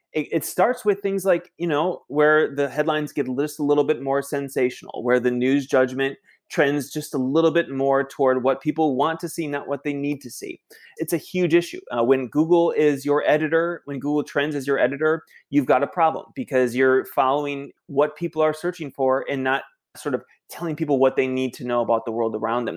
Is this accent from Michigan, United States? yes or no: yes; Michigan, United States; my hometown in Michigan